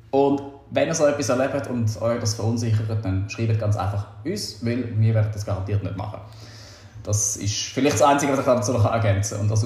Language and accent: German; Austria; Aber äh, wie du weißt, Patrick, bin ich Österreicher und gewisse Sachen, Charaktereigenschaften habe ich wohl von daher mitgenommen.